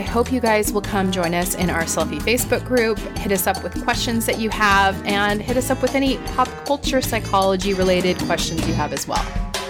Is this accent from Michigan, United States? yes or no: no; Orlando, Florida, United States; moved away; And Orlando was number one. Oh, interesting. That is my hometown.